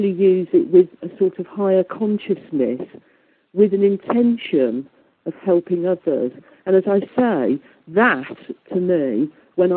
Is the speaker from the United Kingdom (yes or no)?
yes; Midlands, United Kingdom; accent: Midlands; I've got a very Midlands accent